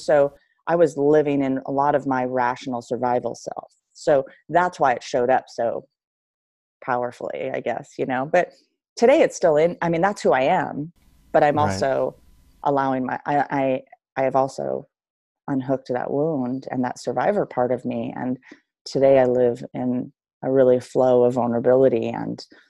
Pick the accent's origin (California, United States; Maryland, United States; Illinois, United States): California, United States; Long Beach; born or raised there